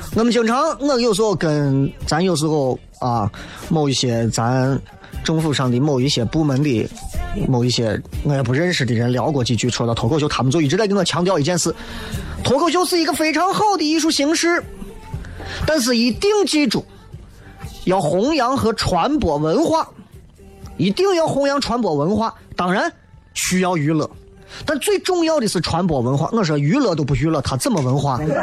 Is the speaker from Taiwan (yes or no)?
no; Xi'an, Shaanxi, China; 作为一个西安人